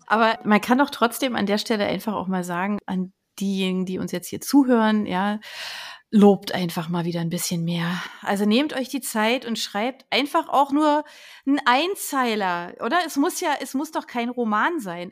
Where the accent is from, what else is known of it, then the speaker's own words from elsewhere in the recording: Berlin, Germany; ich komme aus Berlin